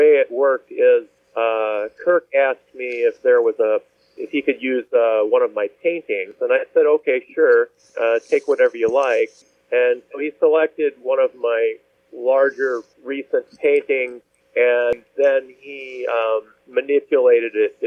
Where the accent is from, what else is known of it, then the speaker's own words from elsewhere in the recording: Kansas City, Missouri, United States; moved away as an adult; also born or lived in Bethesda, Maryland / Chesterton, Indiana / Valparaiso, Indiana; now in Chicago, United States; I spent most of my years growing up in the Kansas City area in suburbs there